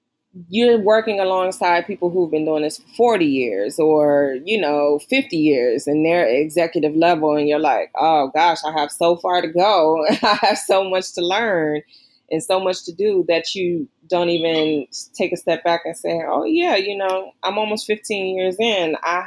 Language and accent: English; Midwest, United States; And I'm like, yeah, you know, I'm from the Midwest.